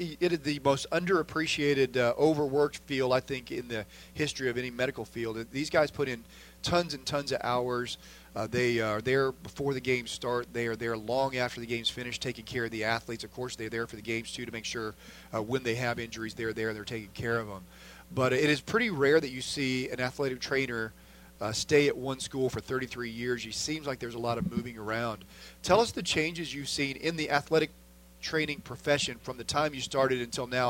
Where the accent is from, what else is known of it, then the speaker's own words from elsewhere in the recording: Southern Illinois, United States; I grew up in Southern Illinois, not that far from Bloomington